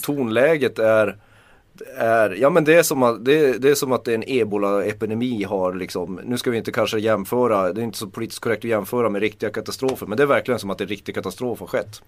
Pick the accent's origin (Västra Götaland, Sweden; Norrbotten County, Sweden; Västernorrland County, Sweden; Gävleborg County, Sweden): Norrbotten County, Sweden; Kiruna; jag är uppvuxen med katastroftänk. Mm. Jag kommer från Kiruna